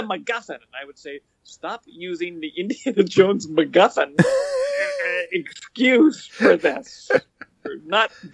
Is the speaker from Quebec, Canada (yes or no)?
no; White Rock, British Columbia, Canada; I grew up in White Rock